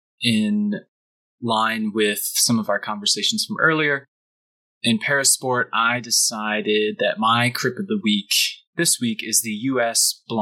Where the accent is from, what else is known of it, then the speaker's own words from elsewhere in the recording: United States; as an American